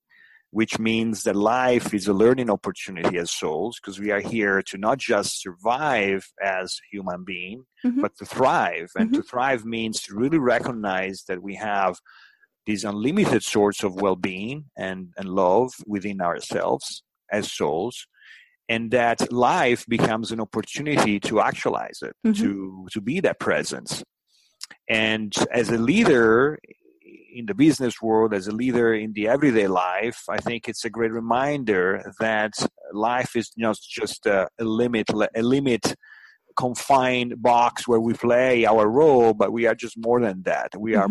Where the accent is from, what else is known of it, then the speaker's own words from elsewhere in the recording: Italy; English is a second language; I grew up in Italy, and I spent many years of my life living and breathing in Italy, and I had many wonderful experiences.